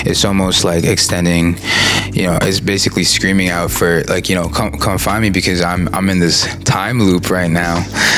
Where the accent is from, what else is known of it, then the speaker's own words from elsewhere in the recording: Philippines; accepting the responsibility that we have as Filipino artists